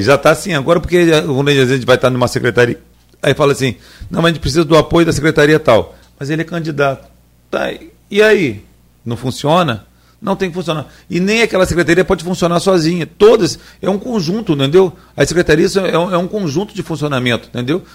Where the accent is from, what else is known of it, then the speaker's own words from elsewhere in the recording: Campos dos Goytacazes, Rio de Janeiro, Brazil; sou da República do Chuvisco